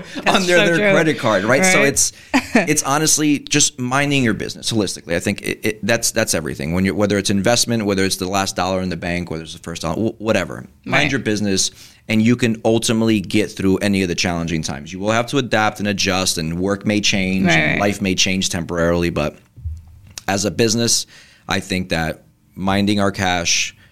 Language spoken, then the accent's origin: English; Kearny, New Jersey, United States; my dad owned the barbecue right in town where I was in high school